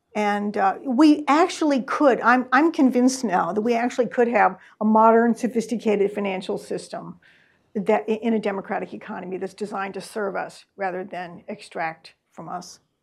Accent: Columbia, Missouri, United States; now in Massachusetts, United States; I am from Missouri, from Columbia, Missouri

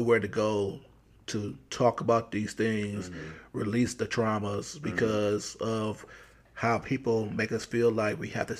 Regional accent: Cleveland, Ohio, United States; moved away as an adult; also born or lived in Indianapolis, Indiana / Michigan; now in Atlanta, United States; I'm a life coach, born and raised in Cleveland, Ohio.

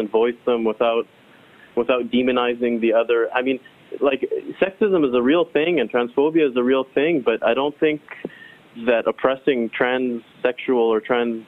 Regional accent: Vancouver, British Columbia, Canada; I'm a Canadian. I'm from Vancouver.

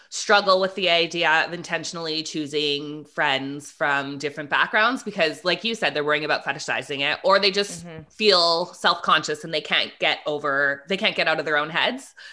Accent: Philippines; now in Canada; the same way that you bring something to my world being Filipino, and the same way your son brings something to my world and my son's world being half Chinese and half Filipino, and how we all mm-hmm. share this Canadian identity.

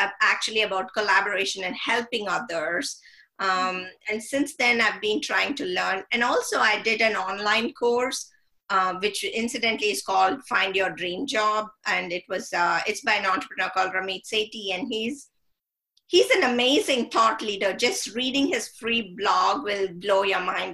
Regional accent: India; I grew up in India and read a lot of British literature

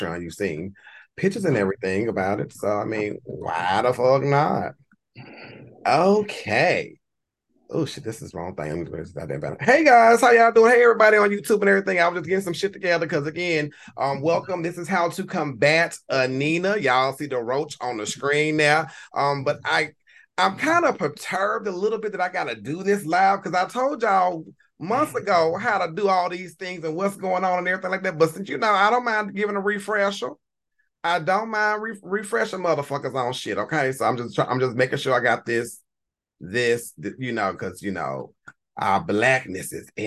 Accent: Louisiana, United States; I am a child of the South, born and bred in Louisiana. Not New Orleans, nowhere near New Orleans. I live 4 hours north of New Orleans

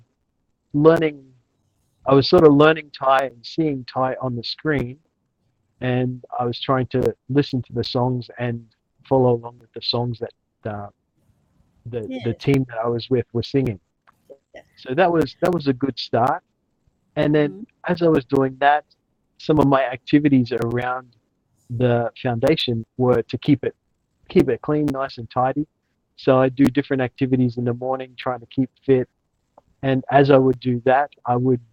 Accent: Australia; moved away as an adult; now in Chiang Mai, Thailand; I'm from Australia originally, but now I call Chiang my home

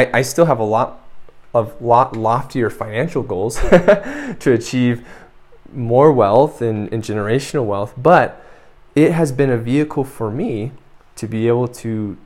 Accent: United States; moved away as an adult; now in San Miguel de Allende, Mexico; I grew up in the United States

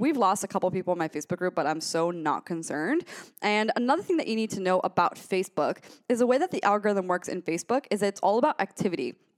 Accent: Gainesville, Florida, United States; I'm from Gainesville, Florida

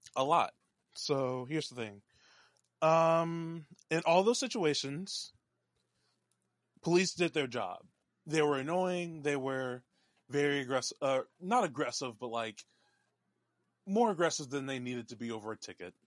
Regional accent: North Texas, United States; I was born in Dallas, raised all over the North Texas area

